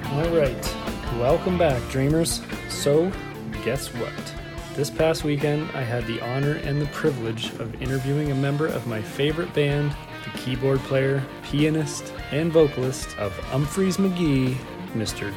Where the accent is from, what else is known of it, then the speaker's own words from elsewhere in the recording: Canada; we're from Canada.